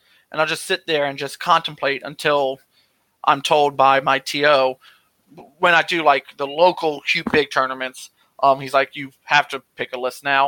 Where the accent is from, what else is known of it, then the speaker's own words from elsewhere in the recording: Louisiana, United States; I'm from Louisiana. We don't pronounce anything correctly